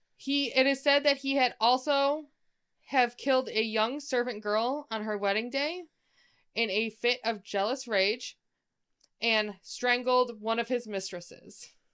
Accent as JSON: {"language": "English", "region": "Michigan", "country": "United States"}